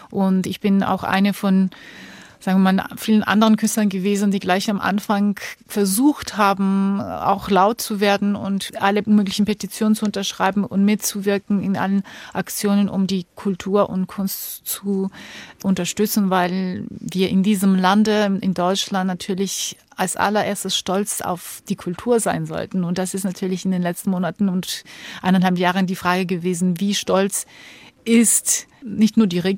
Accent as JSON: {"language": "German", "country": "Georgia", "said": "Ich komme ja aus Georgien, wo mhm. auch so viel äh, Unruhe herrscht."}